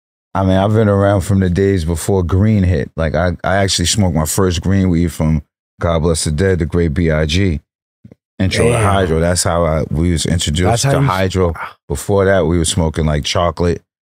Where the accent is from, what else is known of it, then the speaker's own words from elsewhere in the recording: New York, United States; So, you know, I'm from New York, but my lungs are from California.